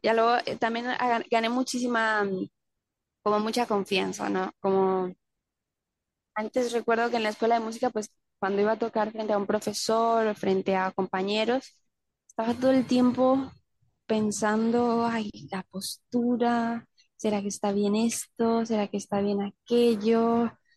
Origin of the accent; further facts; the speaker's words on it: Panama; also born or lived in Colombia; now in Mexico; soy de Colombia, crecí en Panamá